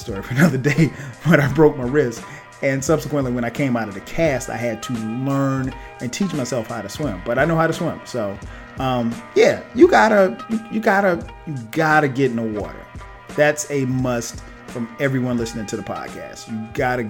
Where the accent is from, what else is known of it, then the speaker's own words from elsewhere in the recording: Florence, South Carolina, United States; moved away as an adult; now in Atlanta, United States; growing up in South Carolina, I grew up in a place called Florence, South Carolina